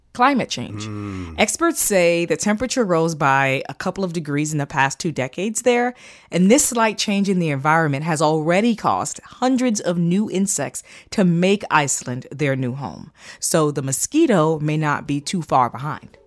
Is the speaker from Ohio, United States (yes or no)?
no; Florida, United States; I grew up in Florida